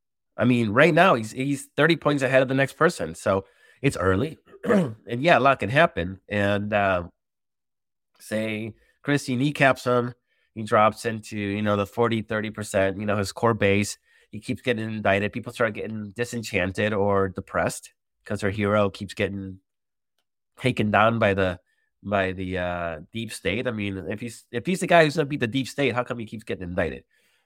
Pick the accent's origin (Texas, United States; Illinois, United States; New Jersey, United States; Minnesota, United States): Illinois, United States; Chicago; I love Chicago. It's my hometown.